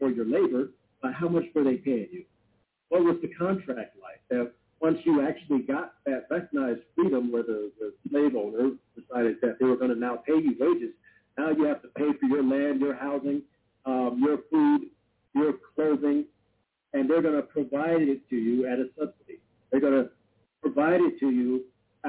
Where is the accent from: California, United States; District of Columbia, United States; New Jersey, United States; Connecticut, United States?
California, United States; I live in California. It's my home state